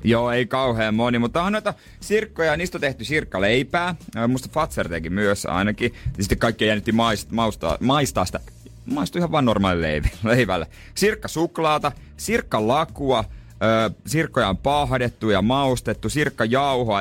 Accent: Seinäjoki, South Ostrobothnia, Finland; mä oon Seinäjoelta

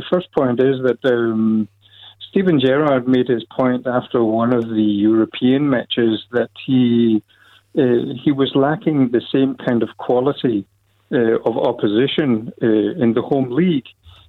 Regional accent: Scotland, United Kingdom; also born or lived in Copenhagen; now in Denmark; I grew up in Scotland as a young lad.

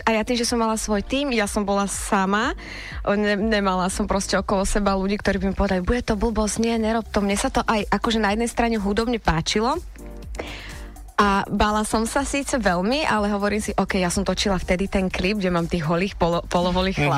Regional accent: Trnava, Trnava Region, Slovakia; u nás v Trnave

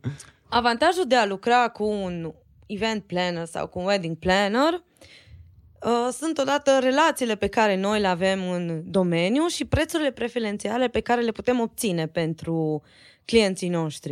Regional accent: Romania; noi suntem din România

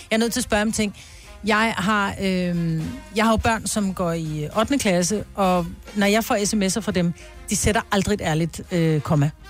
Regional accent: Bornholm, Capital Region of Denmark, Denmark; er fra Bornholm.

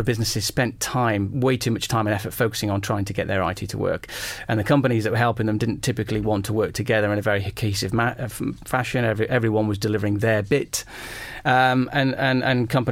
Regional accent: Stoke-on-Trent, West Midlands, United Kingdom; growing up in Stoke-on-Trent in the Midlands

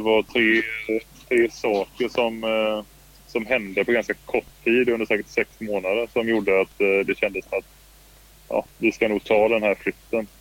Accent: Kalmar County, Sweden; moved away; also born or lived in Stockholm; jag är från Öland

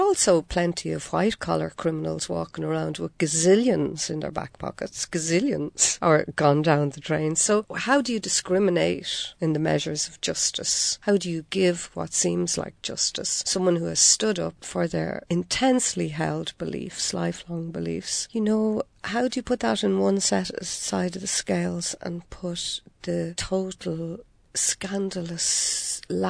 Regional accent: Dublin, Leinster, Ireland; also born or lived in Washington State, United States; my own childhood community over in the north inner city

